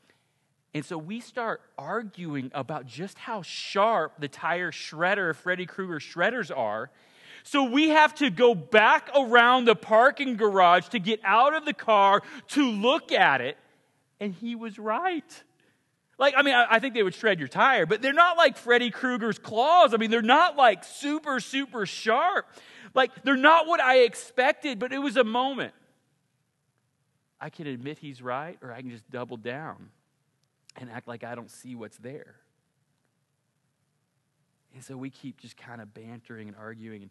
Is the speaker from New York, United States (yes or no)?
no; Ponca City, Oklahoma, United States; I grew up in Ponca City, Oklahoma